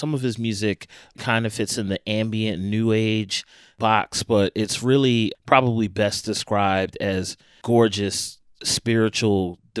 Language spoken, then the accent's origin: English; Philadelphia, Pennsylvania, United States; He's from my hometown of Philadelphia